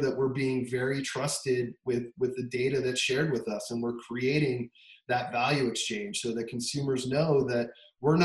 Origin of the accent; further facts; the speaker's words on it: Denver, Colorado, United States; moved away as an adult; also born or lived in Bay Area, California; I grew up in Denver, which is why we're back now